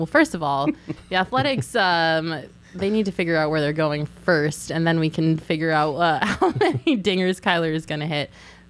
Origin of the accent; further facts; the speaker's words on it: Colorado, United States; I feel mixed feelings about the 2007 season, obviously, because I'm from Colorado.